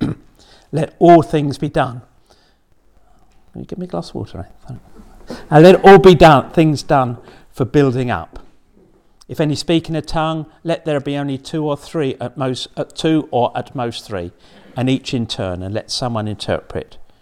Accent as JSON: {"language": "English", "region": "England", "country": "United Kingdom", "said": "we're English, we're Church of England"}